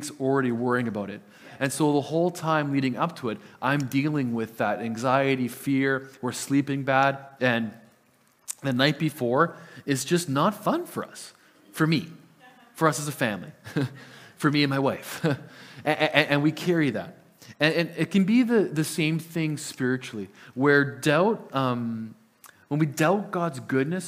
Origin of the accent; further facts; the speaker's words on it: Lower Mainland, British Columbia, Canada; first language Italian; English is a second language; moved away; I am from the Lower Mainland. My family still lives in the Lower Mainland